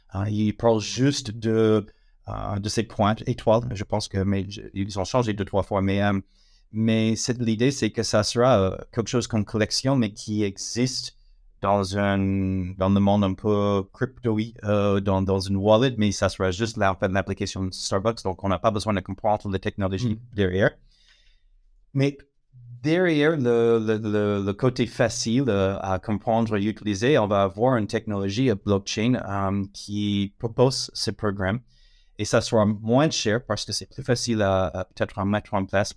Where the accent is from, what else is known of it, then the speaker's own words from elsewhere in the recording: United States; accent: American; French is a second language; now in France; je suis américaine, euh, ça c'est l'accent, mais ça fait un moment que je suis en France